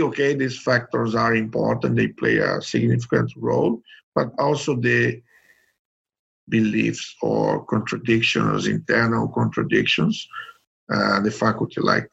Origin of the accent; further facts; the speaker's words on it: Brazil; I'm from Brazil.